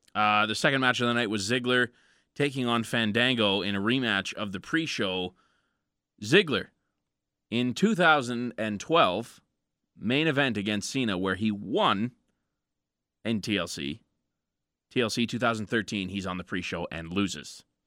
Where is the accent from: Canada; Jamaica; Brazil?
Canada; We're from Canada.